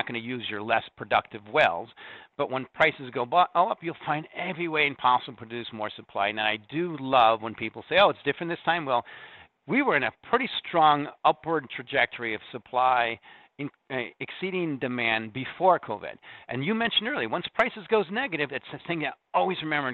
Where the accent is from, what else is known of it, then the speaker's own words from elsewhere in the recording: Corn Belt, Midwest, United States; moved away; also born or lived in Lithuania; I'm from the Corn Belt. I own the farm